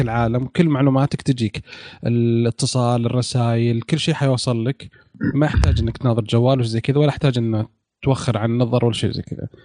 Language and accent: Arabic; Saudi Arabia; عندنا في السعودية